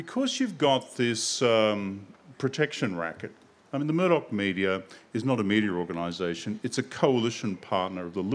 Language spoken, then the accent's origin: English; Queensland, Australia; I come from a one newspaper state, Queensland